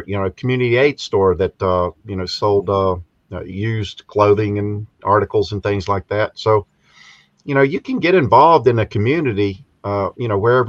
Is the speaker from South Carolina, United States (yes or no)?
yes; South Carolina, United States; moved away as an adult; also born or lived in Pennsylvania; I'm originally from South Carolina